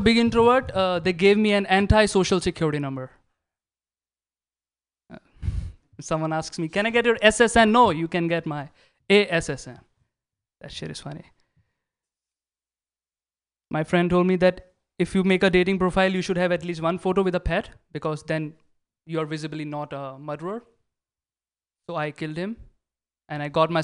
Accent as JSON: {"language": "English", "country": "India", "moved": "yes", "lives_now": "United States", "said": "I'm from India"}